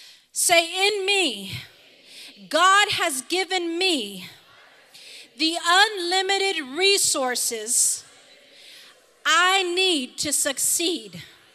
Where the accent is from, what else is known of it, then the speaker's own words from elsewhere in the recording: Harlingen, Texas, United States; I come from Harlingen, Texas, and I can't go do that.